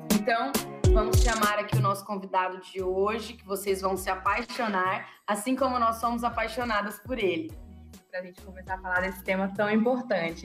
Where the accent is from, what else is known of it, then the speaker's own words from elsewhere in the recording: Sertanópolis, Paraná, Brazil; moved away; de Sertanópolis, né? Que é a cidade de, onde eu cresci